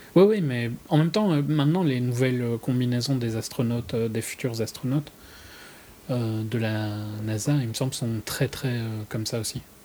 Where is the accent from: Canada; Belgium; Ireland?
Belgium; je suis belge